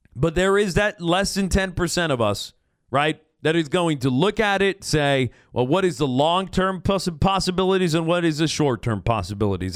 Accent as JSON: {"language": "English", "town": "Fresno", "region": "California", "country": "United States", "tie": "born or raised there", "said": "I am a Fresnan through and through. I am a Fresno kid."}